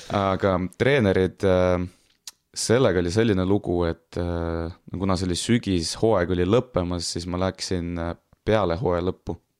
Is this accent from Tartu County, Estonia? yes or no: yes; Tartu, Tartu County, Estonia; mina ise olen pärit nagu Annelinnast